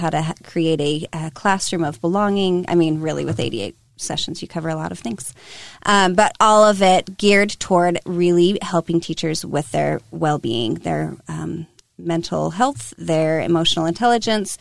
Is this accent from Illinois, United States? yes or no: no; Draper, Utah, United States; also born or lived in Sandy, Utah; I was born and raised in Sandy, well, mostly Draper, back when it was a small farm town.